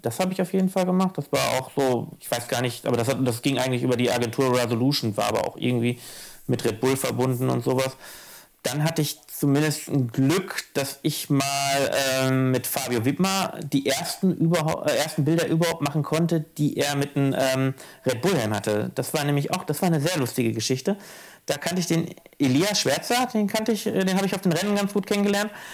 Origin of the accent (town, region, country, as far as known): Ruhr area, North Rhine-Westphalia, Germany; born or raised there; moved away